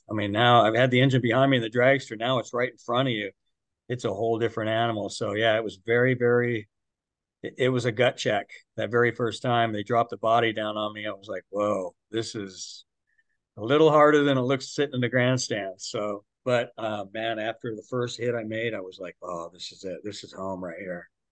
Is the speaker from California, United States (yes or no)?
yes; Santa Maria, California, United States; We grew up in Central California